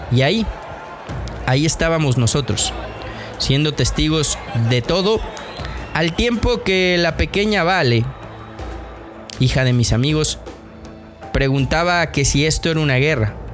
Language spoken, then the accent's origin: Spanish; Querétaro, Mexico; born there; queretano de nacimiento. Conozco las entrañas del Estadio Corregidora al que visitaba desde niño.